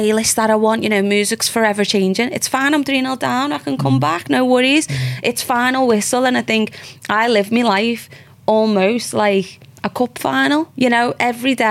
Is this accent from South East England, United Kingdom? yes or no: no; Liverpool, North West England, United Kingdom; moved away as an adult; I'm there from Liverpool